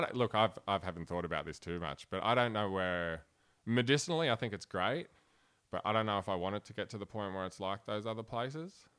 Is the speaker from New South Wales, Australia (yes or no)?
yes; Blacktown, New South Wales, Australia; born or raised there; accent: broad Australian; also born or lived in Cologne, Germany